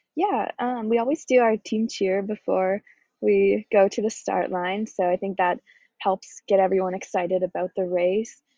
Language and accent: English; Victoria, British Columbia, Canada; moved away; I'm from Victoria, British Columbia, Canada